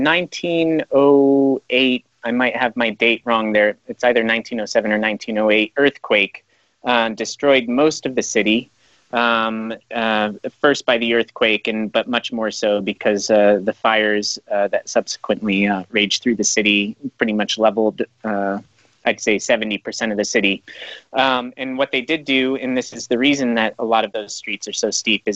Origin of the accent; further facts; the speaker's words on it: Colorado, United States; He and I grew up together in Colorado.